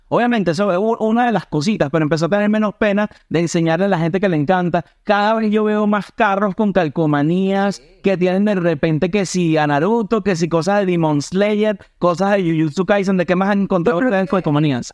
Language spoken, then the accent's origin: Spanish; Maracay, Aragua, Venezuela; now in United States; yo soy de Maracay